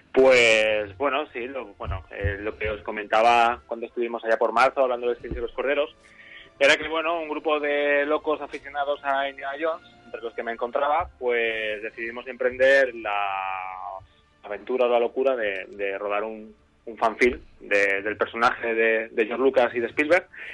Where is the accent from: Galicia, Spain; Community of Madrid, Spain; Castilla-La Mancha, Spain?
Castilla-La Mancha, Spain; Valdepeñas; now in Tarragona, Spain; aunque yo vivo en Tarragona, pero yo soy cerca de, Jaén, yo soy de un pueblo de Valde, eh, bueno, soy de Valdepeña, de, Ciudad, Real